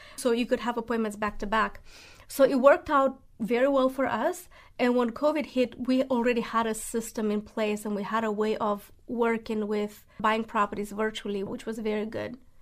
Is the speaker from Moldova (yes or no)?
yes; Moldova; English is a second language; moved away as an adult; also born or lived in Spartanburg, South Carolina; now in Nashville, United States; I'm originally from Moldova.